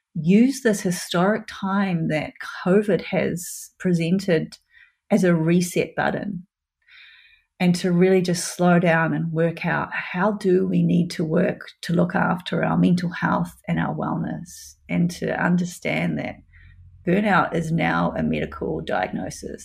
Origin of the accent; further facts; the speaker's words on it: New Zealand; New Zealand, my home country